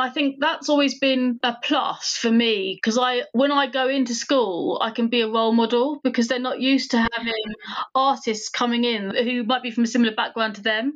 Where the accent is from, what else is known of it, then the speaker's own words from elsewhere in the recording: United Kingdom; I'm British Indian.